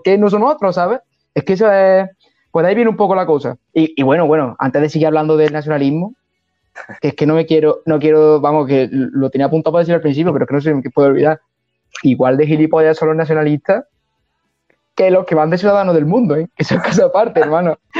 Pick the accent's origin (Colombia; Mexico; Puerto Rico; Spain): Spain; Montilla, Andalusia; also born or lived in Seville / Hungary; yo de pequeño estuve 6 años en Sevilla y luego está la carrera 5 años, entonces son 11 años y tengo 23 y 11 que está en Montilla